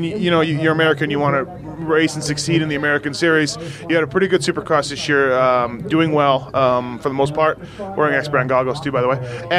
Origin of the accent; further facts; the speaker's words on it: Canada; I'm Canadian